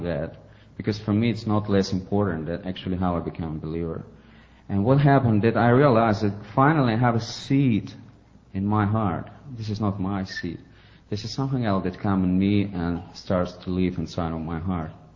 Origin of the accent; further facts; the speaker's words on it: Ukraine; English is a second language; now in St. Petersburg, Russia; I'm from Ukraine originally. I was born there, but now I re- live in Russia, St. Petersburg.